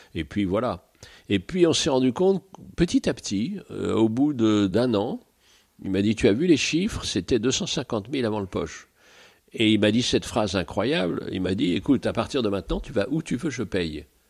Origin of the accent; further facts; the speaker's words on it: Paris, Île-de-France, France; also born or lived in Île-de-Bréhat; je suis né à Paris, petit Parisien